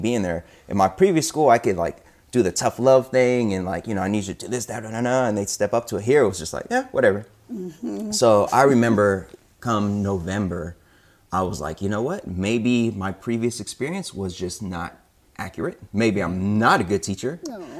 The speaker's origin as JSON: {"language": "English", "town": "Sacramento", "region": "California", "country": "United States", "tie": "born or raised there", "moved": "yes", "said": "my first 4 years were back in my hometown of Sacramento. Shout out Sacramento and all my Sactown peeps"}